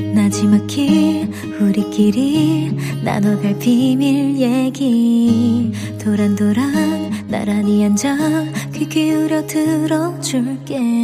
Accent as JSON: {"language": "Korean", "region": "Seoul", "country": "South Korea", "said": "저는 서울 사람입니다"}